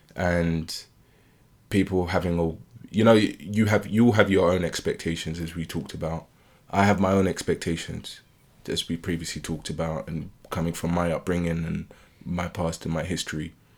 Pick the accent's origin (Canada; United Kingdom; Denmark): United Kingdom; I was born and raised in the U K